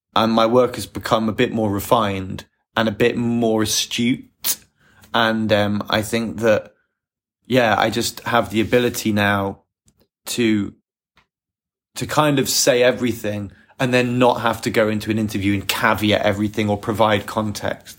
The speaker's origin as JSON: {"language": "English", "region": "England", "country": "United Kingdom", "said": "as an English person"}